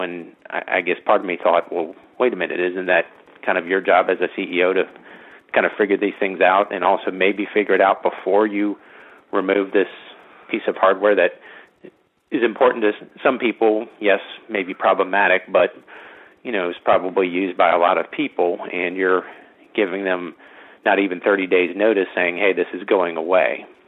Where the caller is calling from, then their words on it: Virginia, United States; I'm calling from Virginia